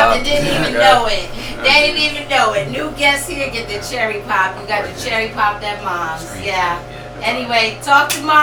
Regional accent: New York City, New York, United States; now in New Haven, United States; when I was growing up in the South Bronx

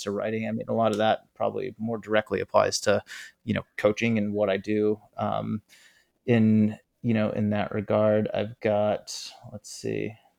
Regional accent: East Coast, United States; moved away as an adult; also born or lived in San Diego / Oregon; now in Bay Area, United States; my East Coast

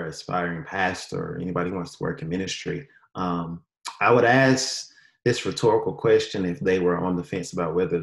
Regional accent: Durham, North Carolina, United States; moved away as an adult; now in Cleveland County, United States; I am from North Carolina, born and raised, specifically Durham, North Carolina.

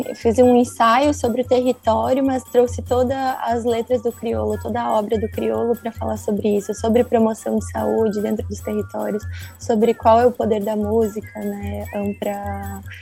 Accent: Santa Maria, Rio Grande do Sul, Brazil; now in Porto Alegre, Brazil; Sou natural de Santa Maria, do Rio Grande do Sul

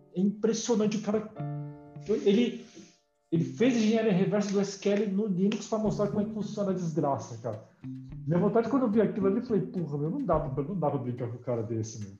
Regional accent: Brazil; eu nasci aqui, né? Eu sou brasileiro também

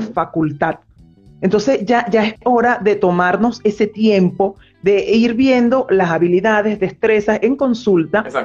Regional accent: Venezuela; moved away as an adult; now in Argentina; soy psicólogo clínico de Venezuela, radicada actualmente en Argentina desde hace año y medio

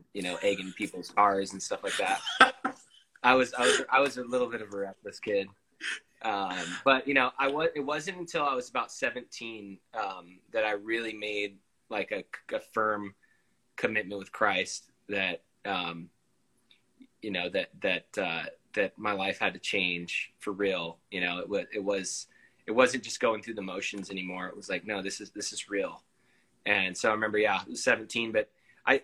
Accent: San Diego, California, United States; also born or lived in Big Island, Hawaii / Salt Lake City, Utah; I grew up here in San Diego because I've been here consistently since I was about 10

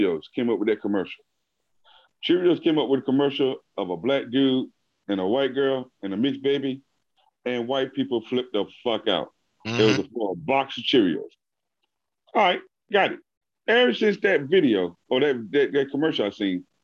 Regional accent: Virginia, United States; I'm from Virginia

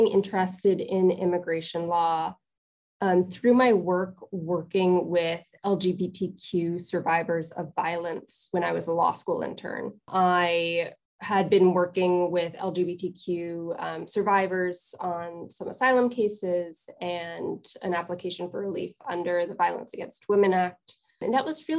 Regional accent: Columbia County, upstate New York, United States; moved away as an adult; also born or lived in Troy, New York; I am from upstate New York. I grew up in Columbia County. I went to high school in Troy

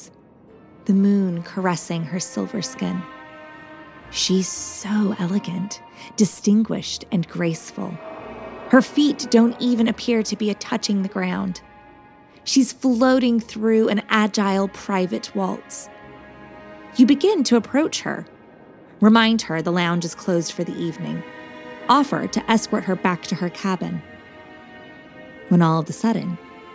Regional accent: Southampton, South East England, United Kingdom; now in London, United Kingdom; I'm originally from Southampton, England, you know, where the Titanic sailed from.

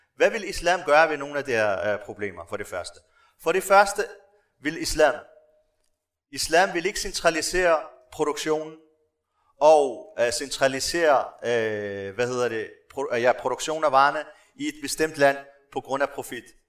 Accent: Morocco; now in Denmark; jeg stammer fra Marokko, så har jeg også kontakt med folk dernede, øh, familie og venner

